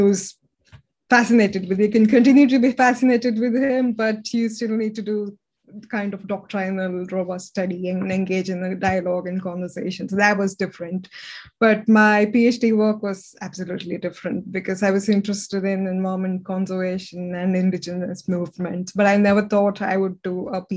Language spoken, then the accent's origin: English; India; moved away; I grew up in India